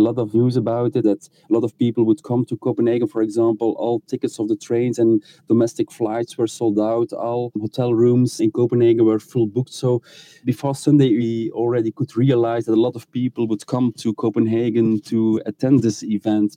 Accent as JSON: {"language": "English", "country": "Belgium", "said": "I'm from Belgium, we had also a change of throne 10 years ago"}